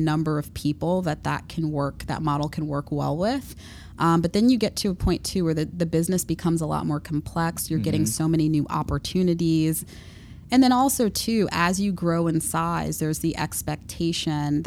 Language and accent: English; Long Island, New York, United States; I grew up in Long Island